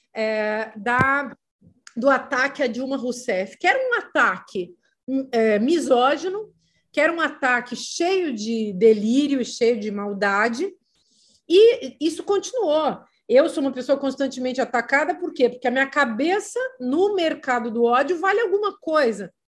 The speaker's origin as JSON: {"language": "Portuguese", "town": "Vacaria", "region": "Rio Grande do Sul", "country": "Brazil", "tie": "born or raised there", "also_born_or_lived": "Paris", "moved": "yes", "lives_now": "Lisbon, Portugal", "said": "Eu peguei neve em Vacaria passei a vida atravessando a geada. Imagina o que, é ir para o colégio de saia com uma conga"}